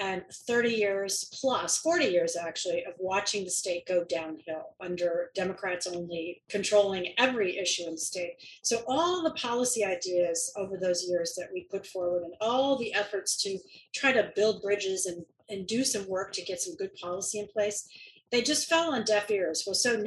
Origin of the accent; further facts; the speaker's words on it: Williamsburg, Virginia, United States; now in Oregon, United States; I grew up in Williamsburg